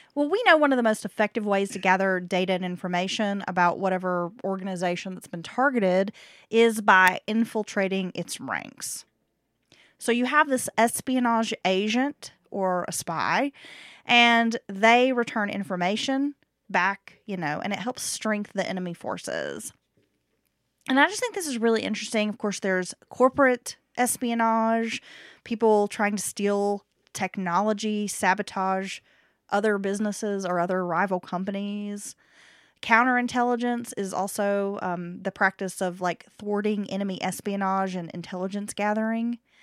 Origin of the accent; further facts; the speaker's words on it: Appalachia, United States; growing up in Appalachia